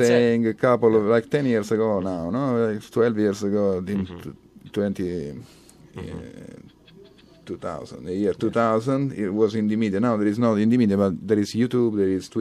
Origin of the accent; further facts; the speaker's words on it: Sant'Alfio, Sicily, Italy; English is a second language; moved away; in my hometown, yes, Sant'Alfio